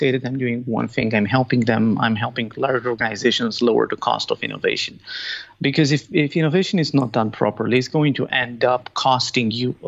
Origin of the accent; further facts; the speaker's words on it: Bucharest, Romania; moved away as an adult; now in Stuttgart, Germany; I'm originally from Bucharest, Romania